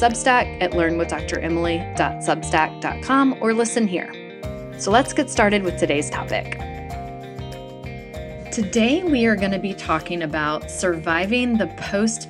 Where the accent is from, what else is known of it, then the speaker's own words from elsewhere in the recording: North Carolina, United States; I grew up in North Carolina